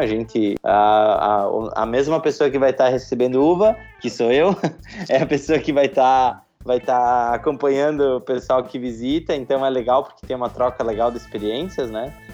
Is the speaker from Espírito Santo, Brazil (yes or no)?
no; Garibaldi, Rio Grande do Sul, Brazil; also born or lived in Caxias do Sul; eu sou nascido em Caxias do Sul, uma das maiores cidades aqui da Serra, mas criei e me considero um garibaldense de, de coração, moro em Garibaldi desde que eu me entendo por gente